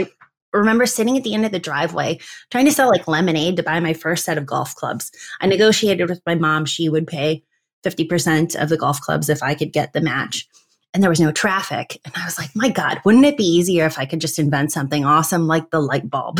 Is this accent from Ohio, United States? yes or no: yes; between Akron and Canton, Northeast Ohio, United States; now in Cleveland, United States; I was born in Northeast Ohio between Akron and Canton